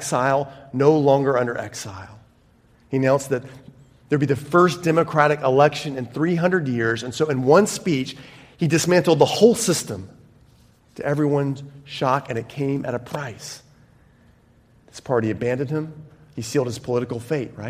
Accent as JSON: {"language": "English", "country": "United States", "moved": "yes", "said": "From my home country"}